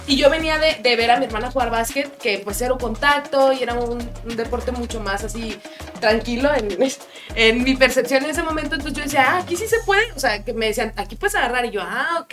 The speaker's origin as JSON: {"language": "Spanish", "country": "Mexico", "said": "como buen mexicano"}